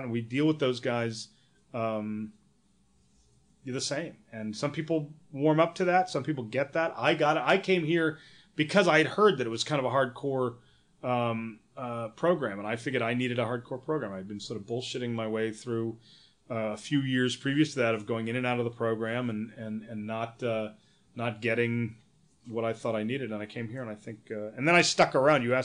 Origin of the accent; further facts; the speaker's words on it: New York, United States; I'm a you know I'm from New York